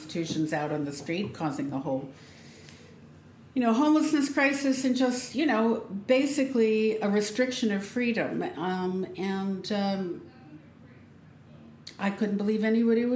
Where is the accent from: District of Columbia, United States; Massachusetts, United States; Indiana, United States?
District of Columbia, United States; Washington; I grew up in Washington, D.C.